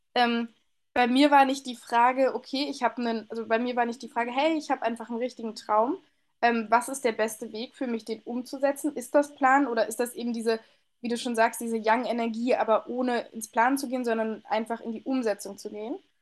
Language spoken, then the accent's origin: German; Northern Hesse, Germany; Ich bin acht Jahre lang Saison gelaufen hier in, äh, in Nordhessen immer. Also äh, in meiner ja, Kindheit, Jugend unfassbar viel gelaufen